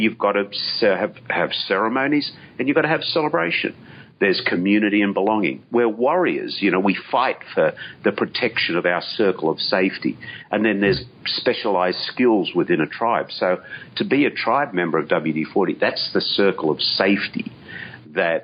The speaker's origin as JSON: {"language": "English", "country": "Australia", "said": "I, being Aussie"}